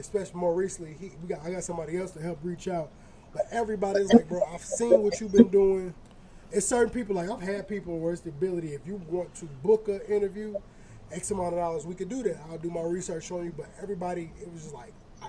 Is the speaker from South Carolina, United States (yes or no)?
no; Chicago, Illinois, United States; I'm from the Chicagoland area